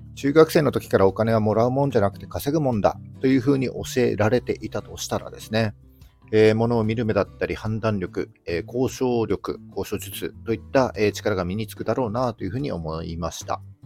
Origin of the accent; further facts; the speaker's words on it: mountains of Yamagata, Japan; moved away as an adult; 僕はあの山形の山奥の出身です。で、冬はですね、積雪が2メートルを超えるぐらいめちゃくちゃ寒いところで、えー、高校卒業するまで過ごしていました